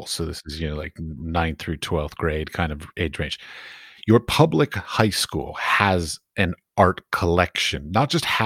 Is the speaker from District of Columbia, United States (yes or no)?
yes; Washington, District of Columbia, United States; I grew up in Washington, D.C., so I went to the Smithsonian on a regular basis